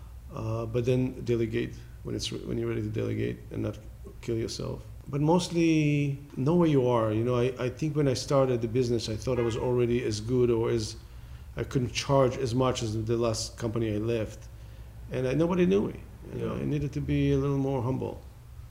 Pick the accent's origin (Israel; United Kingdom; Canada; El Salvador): Israel; moved away as an adult; also born or lived in Los Angeles; now in United States; I was born in Israel.